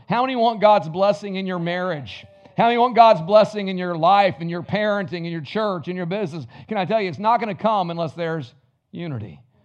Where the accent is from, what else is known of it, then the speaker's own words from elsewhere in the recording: the South, United States; I was raised in the South